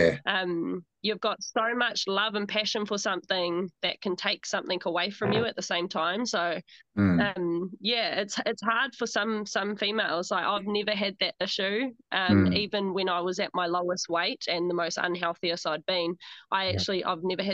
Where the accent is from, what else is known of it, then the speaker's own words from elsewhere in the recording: Rotorua, Bay of Plenty, New Zealand; now in Auckland, New Zealand; I grew up in Rotorua